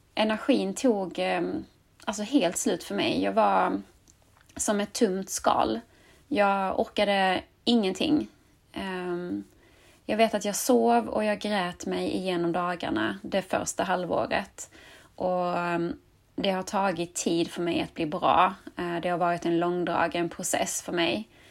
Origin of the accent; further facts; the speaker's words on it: Skåne, Sweden; accent: Scanian; jag är uppvuxen och bosatt i Skåne